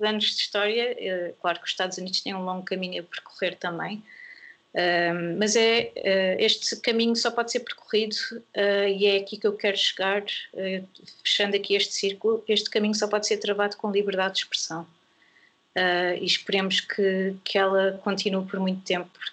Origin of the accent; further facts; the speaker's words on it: Portugal; recuperar ou criar a nossa identidade como portugueses